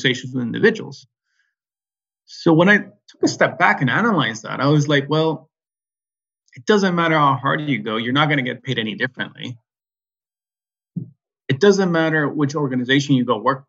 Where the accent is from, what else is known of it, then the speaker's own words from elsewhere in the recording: San Francisco Bay Area, California, United States; I'm American, born in California, San Francisco Bay Area.